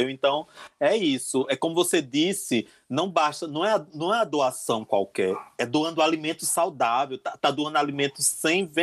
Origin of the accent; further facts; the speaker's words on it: Northeast Region, Brazil; é, sou nordestino, sou sertanejo